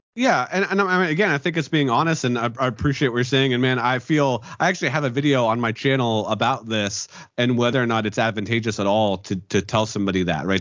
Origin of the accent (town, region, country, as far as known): Pennsylvania, United States; born or raised there